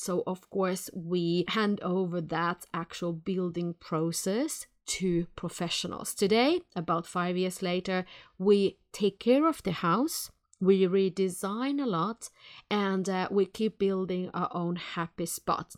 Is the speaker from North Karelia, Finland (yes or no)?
no; Helsinki, Uusimaa, Finland; now in Sweden; I come from Helsinki, Finland